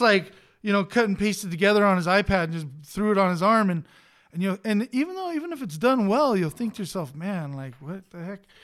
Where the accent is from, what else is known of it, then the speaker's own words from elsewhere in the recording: Los Angeles, California, United States; I grew up in East L